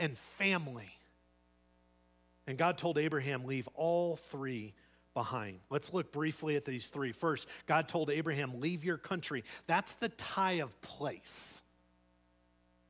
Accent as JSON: {"language": "English", "town": "Chicago", "region": "Illinois", "country": "United States", "moved": "yes", "said": "where I'm from, Chicago"}